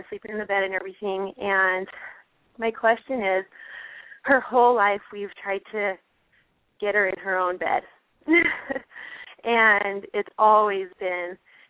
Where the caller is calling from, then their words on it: Snowflake, Arizona, United States; Hi, I'm calling from Snowflake, Arizona.